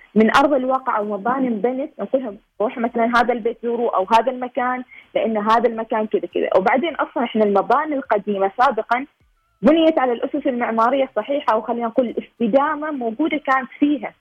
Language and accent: Arabic; Oman; إحنا كوننا شباب عماني